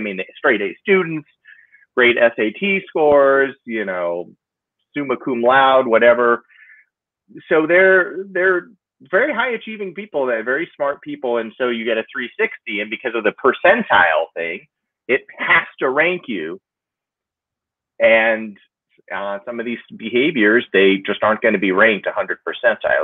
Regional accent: San Diego, California, United States; also born or lived in Los Angeles; I grew up in San Diego

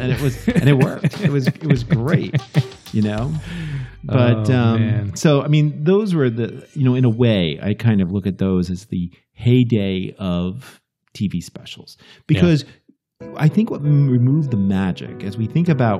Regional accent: New York area, United States; we're from the New York area.

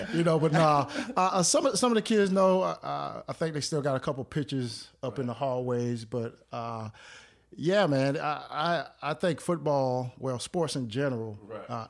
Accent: Clayton, North Carolina, United States; moved away as an adult; also born or lived in Greensboro, North Carolina; born and raised in Clayton, North Carolina

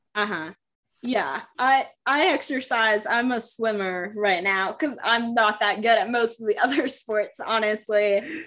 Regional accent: Michigan, United States; I was born in Michigan

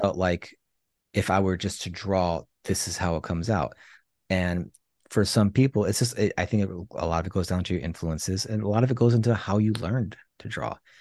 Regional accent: Chicago, Illinois, United States; I was born and raised in Chicago

